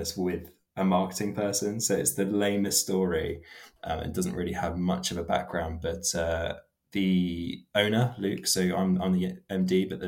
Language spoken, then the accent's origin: English; Bournemouth, South West England, United Kingdom; also born or lived in Poole; So I'm from Bournemouth. I've always been in Poole and Bournemouth my whole life.